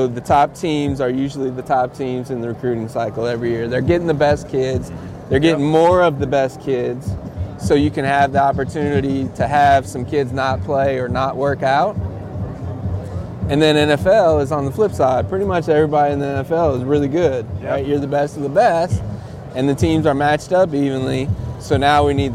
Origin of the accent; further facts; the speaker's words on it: Cleveland, Ohio, United States; now in Auburn, United States; I grew up in Cleveland